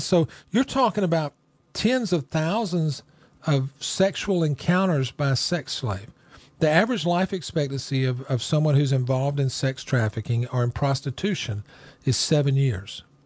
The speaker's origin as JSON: {"language": "English", "town": "Rome", "region": "Georgia", "country": "United States", "tie": "born or raised there", "said": "my hometown. This is where I live"}